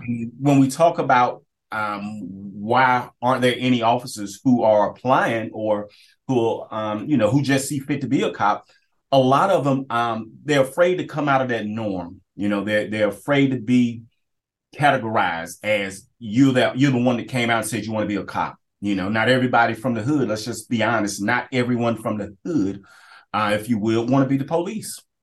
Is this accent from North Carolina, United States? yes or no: yes; Kinston, North Carolina, United States; I, get the privilege of being able to work where I grew up